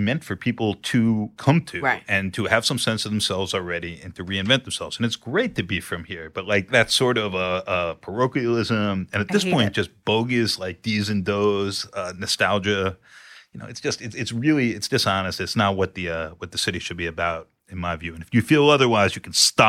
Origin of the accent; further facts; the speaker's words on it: Bronx, New York, United States; You know, I'm from the Bronx.